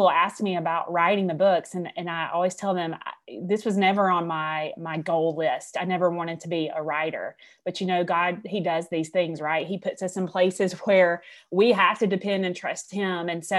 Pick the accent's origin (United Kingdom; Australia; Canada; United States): United States; Alabama; I am from Alabama. I graduated from the University of Alabama.